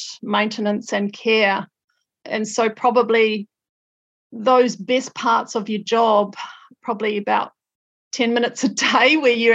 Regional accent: Australia; moved away as an adult; also born or lived in North Island, New Zealand; now in New Zealand; I was born in the North Island of New Zealand, and then my family moved to Australia when I was 10, and then I lived in Australia for 20 years.

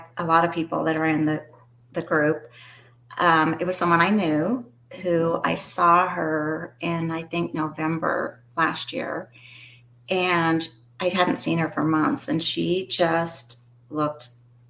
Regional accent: Phoenix, Arizona, United States; also born or lived in Utah / Portland, Oregon; I was born and raised here in Phoenix, Arizona

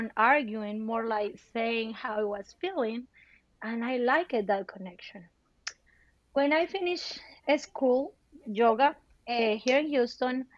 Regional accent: Colombia; also born or lived in Bogota; now in United States; I am from Colombia

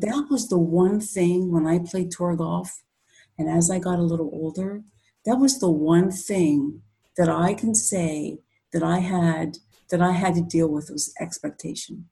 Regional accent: Pittsburgh, Pennsylvania, United States; moved away as an adult; now in Rochester, United States; I'm originally from Pittsburgh, Pennsylvania, and I moved up here about nine years ago.

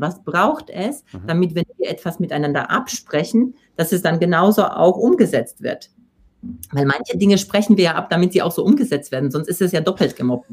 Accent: Poland; accent: Polish; German is a second language; moved away; ich komme aus Polen

